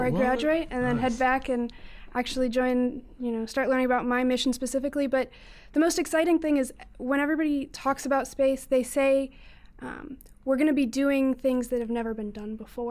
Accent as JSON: {"language": "English", "town": "Colorado Springs", "region": "Colorado", "country": "United States", "said": "I am from Colorado Springs, Colorado, so going to be going home here pretty soon"}